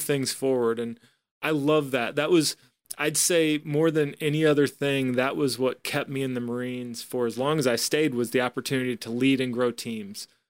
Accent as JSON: {"language": "English", "region": "Iowa", "country": "United States", "tie": "born or raised there", "moved": "yes", "said": "I'm, I'm originally from Iowa, uh, grew up in kind of, uh, you know, a smaller"}